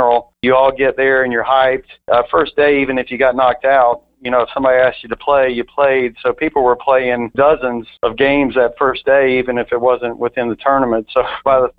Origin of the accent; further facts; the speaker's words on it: South Georgia, United States; also born or lived in North Carolina; I'm from South Georgia, so the humidity is extremely high there